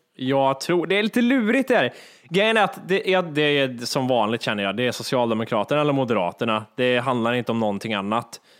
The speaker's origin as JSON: {"language": "Swedish", "country": "Sweden"}